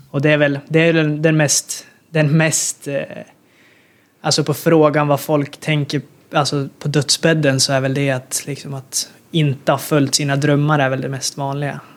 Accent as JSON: {"language": "Swedish", "country": "Sweden", "moved": "as an adult", "said": "som svensk"}